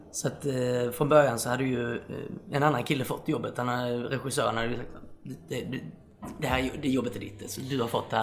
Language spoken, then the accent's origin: Swedish; Osby, Skåne, Sweden; moved away as an adult; also born or lived in Stockholm; now in Malmö, Sweden; jag flyttade från Osby där jag kommer ifrån.